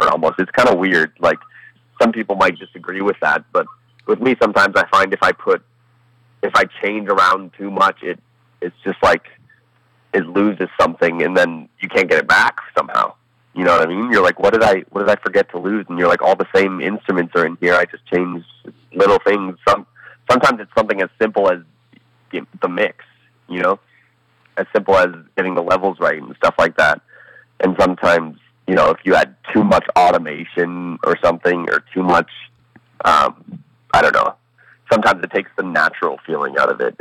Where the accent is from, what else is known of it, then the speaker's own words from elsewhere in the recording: Colorado, United States; also born or lived in Columbus, Ohio / Toronto; Moved to Colorado when I was one